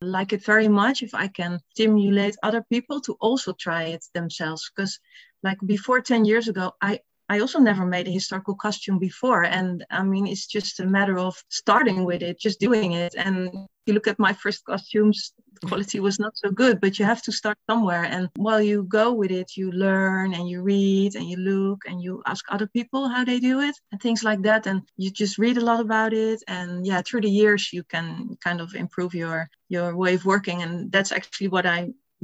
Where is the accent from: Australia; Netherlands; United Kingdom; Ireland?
Netherlands; I'm from the Netherlands and I'm 47 years old.